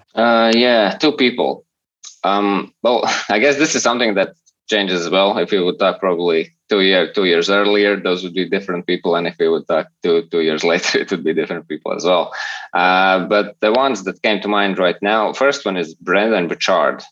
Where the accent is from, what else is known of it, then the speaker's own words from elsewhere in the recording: Latvia; I'm from Latvia.